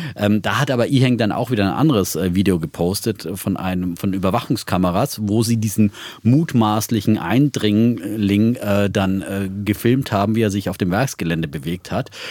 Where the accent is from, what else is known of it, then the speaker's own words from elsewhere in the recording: Hohenlohe Franconia, Baden-Württemberg, Germany; meiner fränkischen Heimat, ja, aus dem hoheloischen äh, Frankenland, ähm, das zu Baden-Württemberg